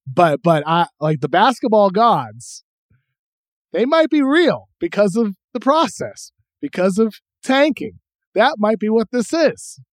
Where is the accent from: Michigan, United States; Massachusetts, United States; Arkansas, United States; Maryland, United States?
Massachusetts, United States; I grew up in the Northeast in Massachusetts